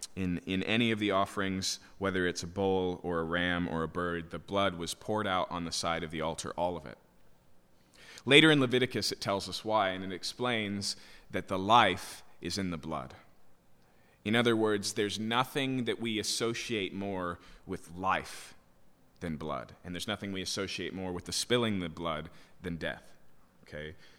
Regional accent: Yakima, Washington, United States; When I was a kid, I grew up in Yakima, so farms are, are prevalent there

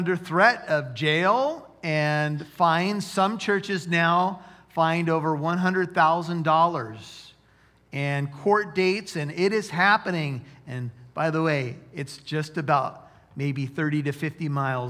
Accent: United States; as American Christians

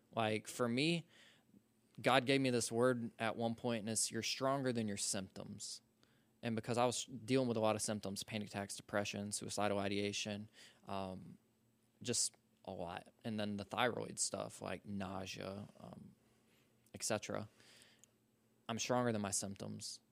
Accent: Social Circle, Georgia, United States; I'm from Social Circle, Georgia

